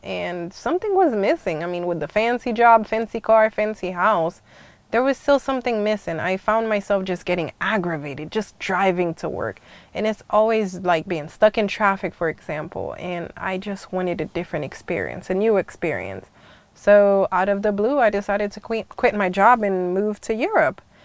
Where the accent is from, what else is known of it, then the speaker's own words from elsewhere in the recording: Haiti; now in United States; I grew up in the Caribbean's uh, West Indies family, uh, Haiti to be more precise, and I spent half of my life in the U.S. Half of my life in Haiti